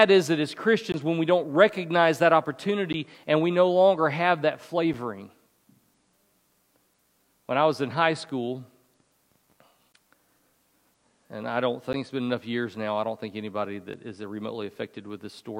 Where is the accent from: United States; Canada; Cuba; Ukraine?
United States; the South; I grew up in the South